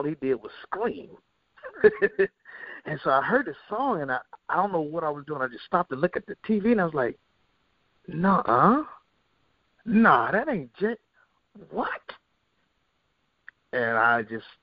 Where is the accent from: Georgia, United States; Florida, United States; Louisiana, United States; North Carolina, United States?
North Carolina, United States; Charlotte; also born or lived in Columbus, Ohio / New York; we moved to Charlotte from Columbus, Ohio